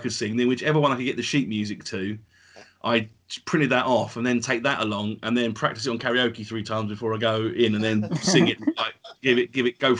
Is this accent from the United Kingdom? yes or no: yes; Essex, East of England, United Kingdom; accent: Essex Cockney; my Essex Cockney accent